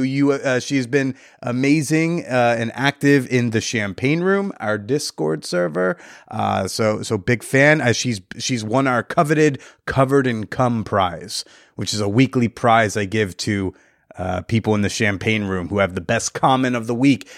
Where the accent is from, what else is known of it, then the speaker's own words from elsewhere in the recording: New Jersey, United States; as a Jersey native